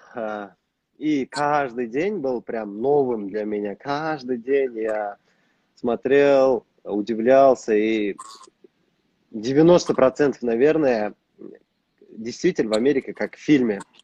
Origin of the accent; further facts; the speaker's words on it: Kazakhstan; moved away as an adult; now in United States; у нас в стране